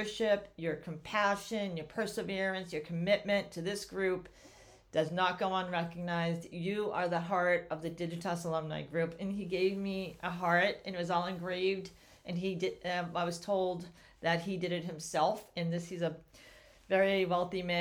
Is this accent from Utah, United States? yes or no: no; Sharon, Massachusetts, United States; I grew up in Sharon with my parents and three older brothers